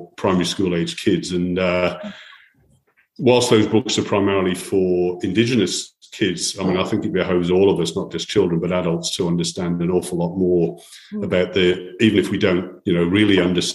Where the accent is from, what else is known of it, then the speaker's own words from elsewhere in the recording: Wales, United Kingdom; moved away as an adult; now in Australia; I'm a Welshman by background